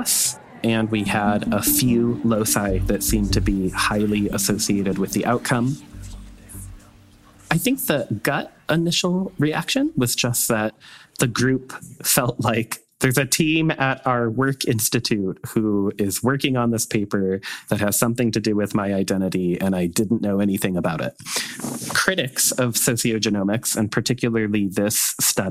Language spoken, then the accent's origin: English; Northern Indiana, United States; I was raised here in Northern Indiana in a very conservative family and a very religious family